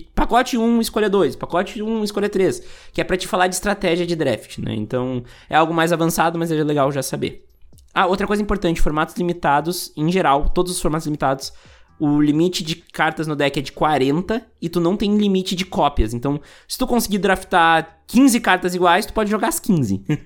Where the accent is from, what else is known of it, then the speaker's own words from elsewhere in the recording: Rio Grande do Sul, Brazil; Eu sou do Rio Grande do Sul